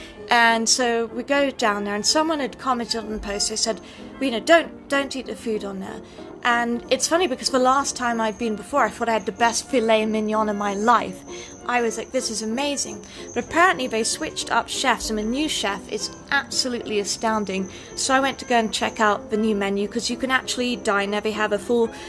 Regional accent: United Kingdom; as a British person

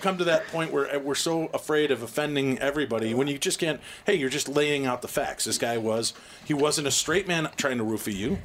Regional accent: United States; I'm from America

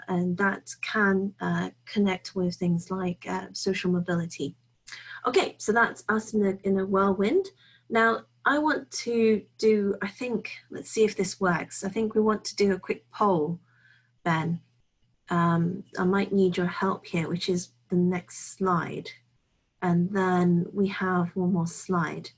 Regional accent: United Kingdom; now in Hong Kong; You can hear that I am from the UK, or some people may think I'm from Australia.

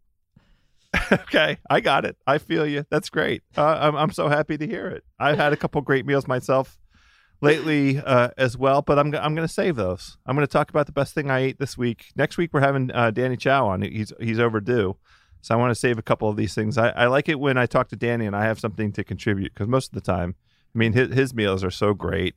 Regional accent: Maryland, United States; also born or lived in Washington, D.C.; I'm from Maryland. I was born in Maryland

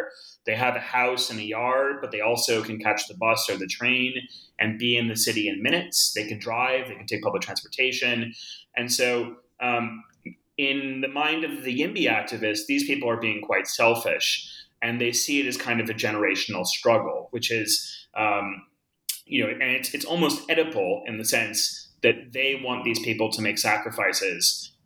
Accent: Boulder, Colorado, United States; also born or lived in Northeast United States; now in New York, United States; I grew up in Boulder. And I, like many people, came to Boulder as a kid from the Northeast because of my parents' work

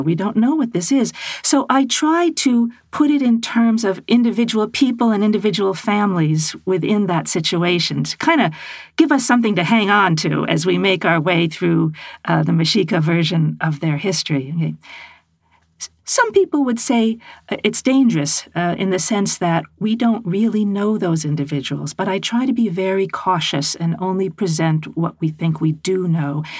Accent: United States; as an American woman

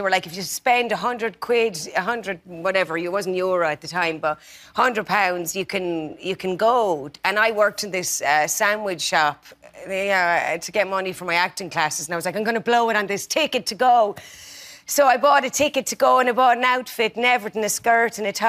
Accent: Tipperary, Ireland; I'm from Tipperary.

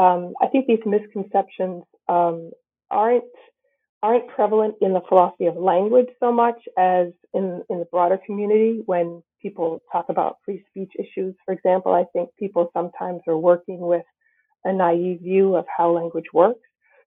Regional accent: New Bedford, Massachusetts, United States; born or raised there

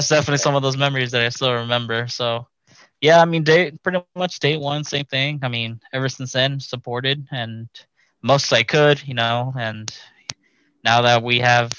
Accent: Houston, Texas, United States; also born or lived in Washington, D.C.; I was born in Washington, D.C., like at a very young age, but then brought over to Houston at a really, really young age. So I was raised here in Houston

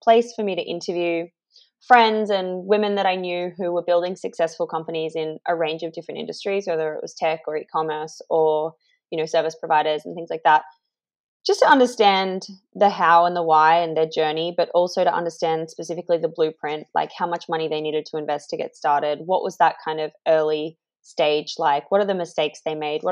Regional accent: Australia; moved away as an adult; also born or lived in Indonesia; now in London, United Kingdom; I'm Australian. I left Australia in 2015

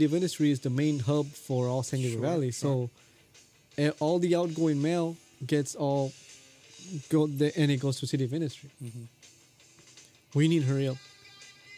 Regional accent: Guatemala; moved away; I'm from Guatemala

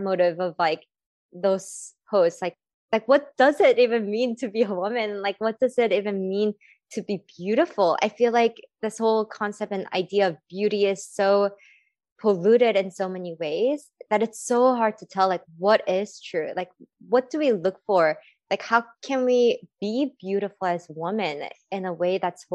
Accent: California, United States; I grew up in California.

